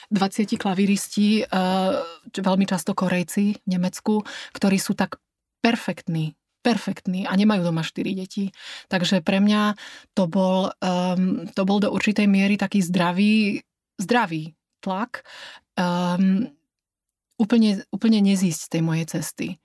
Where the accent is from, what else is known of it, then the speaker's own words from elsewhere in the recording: Slovakia; now in Dresden, Germany; Ja som v Drážďanoch bola od roku 2000 a ja som tam šťastná. Ja um, uh, som Slovenka telom aj dušou.